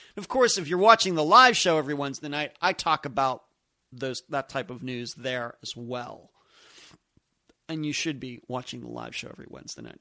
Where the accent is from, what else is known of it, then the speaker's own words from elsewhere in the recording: United States; here in the United States, we Americans